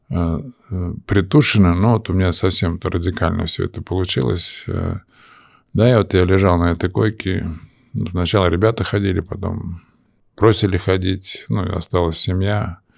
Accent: Moscow, Russia; moved away as an adult; also born or lived in United States; Это в Москве. Я москвич.

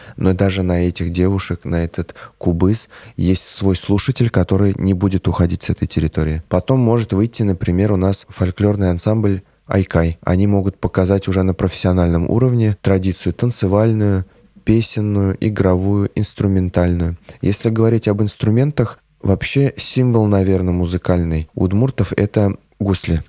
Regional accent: Nikolashkino, Tatarstan, Russia; я родом из Бавлинского района Республики Татарстан, э, село Николашкино

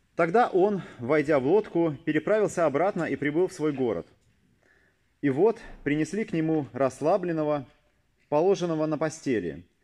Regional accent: Saint Petersburg, Russia; born or raised there

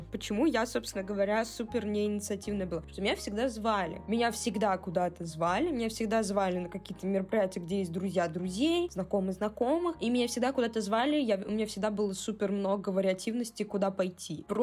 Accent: Saint Petersburg, Russia; плюс, я из Санкт-Петербурга.

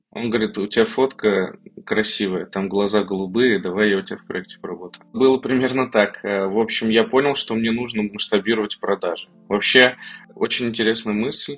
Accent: Kazan, Tatarstan, Russia; мне 33 года, я из Казани

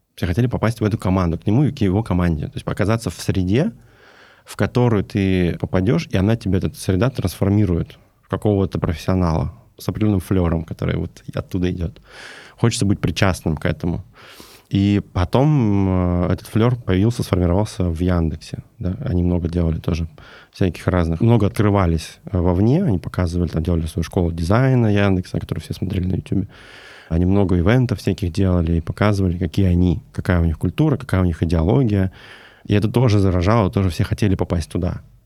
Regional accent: Novosibirsk, Novosibirsk Oblast, Russia; Я сам из Новосибирска

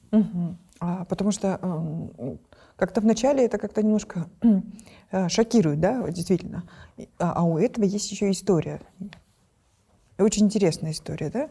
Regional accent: Kyrgyzstan; мы, например, в Центральной Азии

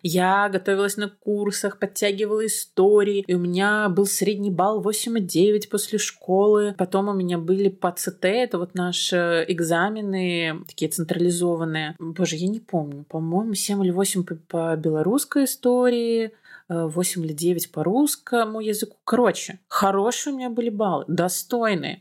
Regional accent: Belarus; я как белоруска

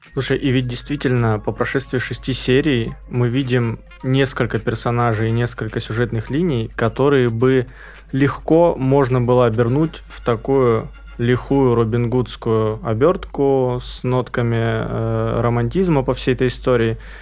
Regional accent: Krasnodar Krai, Russia; я же рос на Кубани

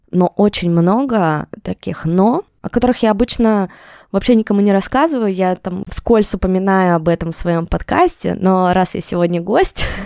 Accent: Yekaterinburg, Sverdlovsk Oblast, Russia; Я из Екатеринбурга

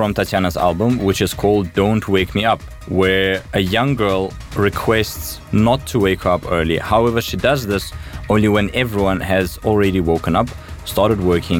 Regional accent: South Africa; I grew up in South Africa, yeah.

